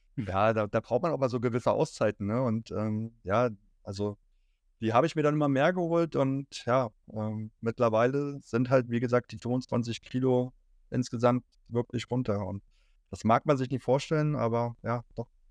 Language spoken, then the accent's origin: German; Berlin, Germany; moved away; Als gebürtiger Berliner